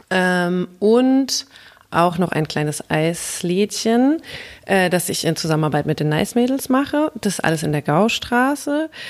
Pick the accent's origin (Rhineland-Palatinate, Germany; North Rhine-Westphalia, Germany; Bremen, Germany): Rhineland-Palatinate, Germany; Mainz; also born or lived in England; ich äh, komme mehr oder weniger aus Mainz, also ich bin in Ingelheim zur Schule gegangen, habe auch in Mainz studiert